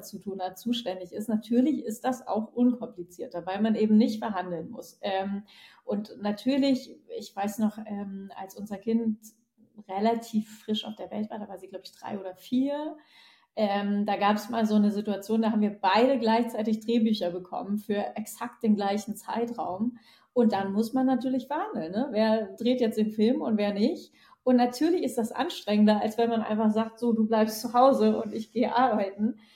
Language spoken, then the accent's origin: German; Northern Germany, Germany; accent: northern German dialect; dass man mir irgendwann meinen nordischen Dialekt verboten hatte